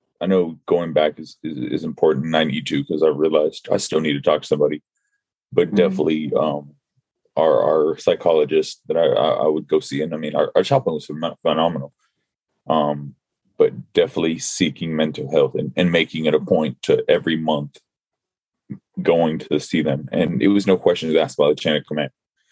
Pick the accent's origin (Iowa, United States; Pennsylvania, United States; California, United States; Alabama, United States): California, United States; Los Angeles; moved away; also born or lived in Virginia; I'm originally from Los Angeles.